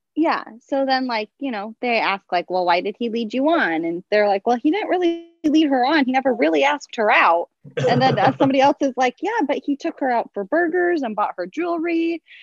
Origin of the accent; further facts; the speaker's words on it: Southern California, United States; now in San Francisco, United States; I grew up in Southern California and I live in San Francisco